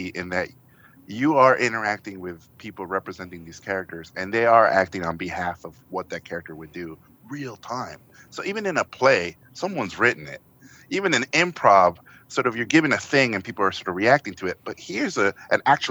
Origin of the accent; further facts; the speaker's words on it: Tijuana, Baja California, Mexico; English is a second language; moved away; I grew up in the border in Tijuana